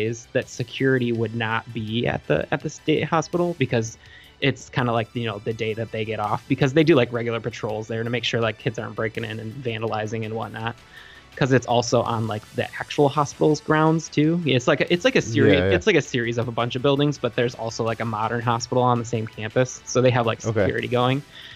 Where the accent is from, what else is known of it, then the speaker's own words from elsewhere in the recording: Traverse City, Michigan, United States; I grew up in Traverse City, Michigan, which at the time was a little more rural